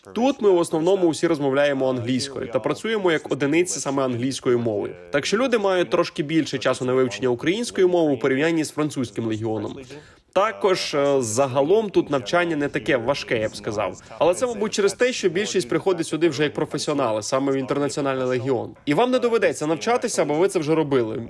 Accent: Canada; moved away as an adult; now in Ukraine; з Канади

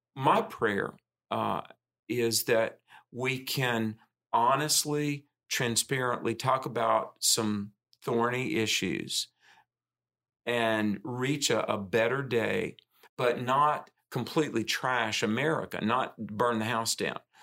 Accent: the South, United States; I'm a Southerner, grew up in the South

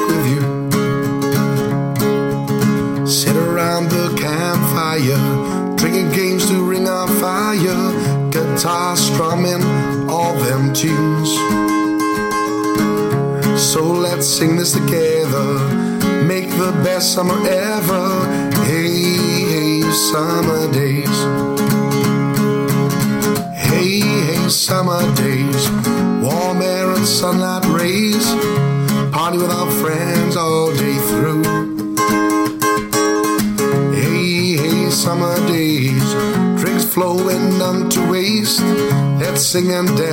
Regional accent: Neath, Wales, United Kingdom; I'm from Neath

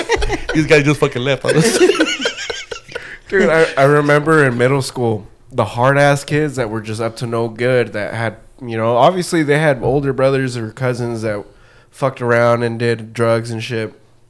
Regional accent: Anaheim, California, United States; born there; No, I was born here. Oh, I was born in Anaheim.

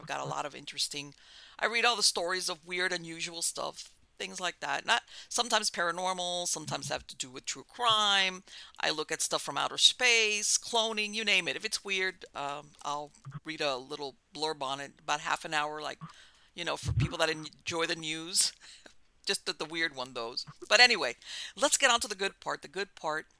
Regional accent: Miami, Florida, United States; moved away as an adult; also born or lived in Hialeah, Florida; now in North Florida, United States; I was born and raised in Miami

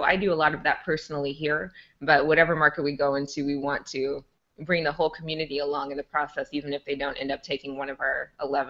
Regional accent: Omaha, Nebraska, United States; So I grew up in North Omaha. So it's one of the, if you're not familiar with Omaha, North Omaha in many cases, or in some neighborhoods, I should say, is one of the poorest in our city.

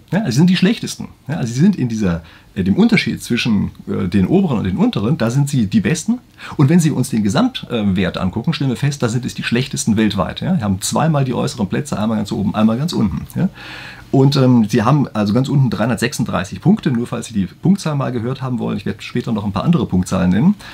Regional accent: Germany; bei uns in Deutschland

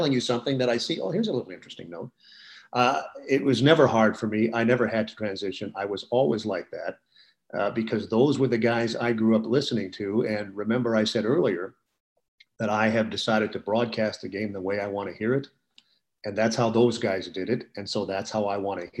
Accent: Minneapolis, Minnesota, United States; moved away as an adult; now in Indianapolis, United States; growing up in Minneapolis

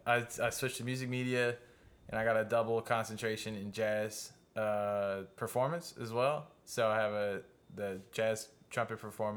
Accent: Luling, Louisiana, United States; I'm from Luling.

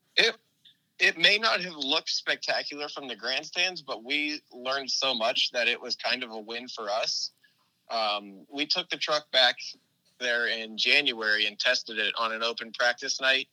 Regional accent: Indianapolis, Indiana, United States; now in Florida, United States; When I was growing up in Indianapolis, my dad and I always went to the NASCAR truck race at Indianapolis Raceway Park

